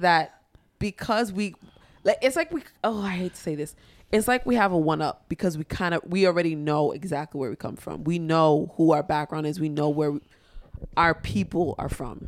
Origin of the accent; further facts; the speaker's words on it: New York City, New York, United States; for me being a Haitian girl that was born and raised in Harlem during the crackhead era